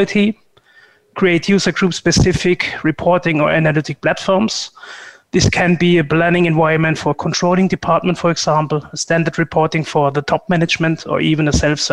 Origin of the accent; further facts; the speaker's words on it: Germany; moved away as an adult; also born or lived in Frankfurt; now in Switzerland; Originally, I'm coming from Germany